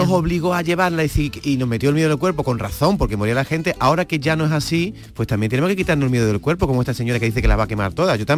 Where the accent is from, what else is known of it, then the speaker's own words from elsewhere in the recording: Málaga, Andalusia, Spain; de Málaga.